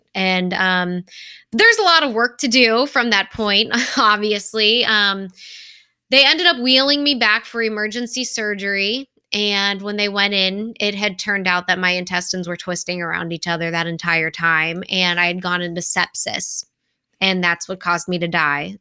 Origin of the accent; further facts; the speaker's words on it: Cincinnati, Ohio, United States; moved away as an adult; also born or lived in Indianapolis / Rochester, Minnesota; this is my hometown